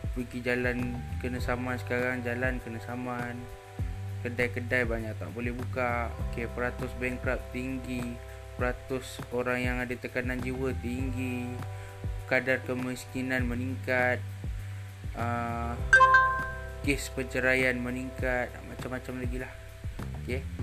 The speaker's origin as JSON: {"language": "Malay", "region": "Johor", "country": "Malaysia", "said": "Asal saya daripada Johor Saya sekarang ah, 2021 Umur saya sekarang 24"}